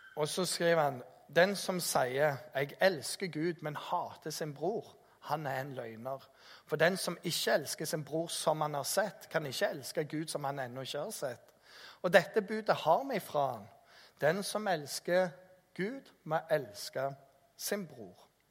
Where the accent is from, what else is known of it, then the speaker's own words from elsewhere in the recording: Jæren, Rogaland, Norway; kommer jeg fra Jæren